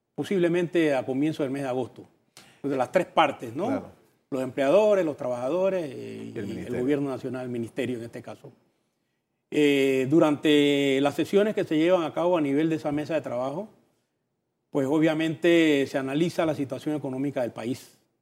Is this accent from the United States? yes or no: no; Panama; como panameños